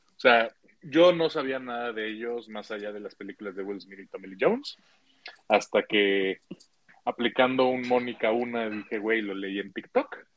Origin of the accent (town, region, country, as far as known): Mexico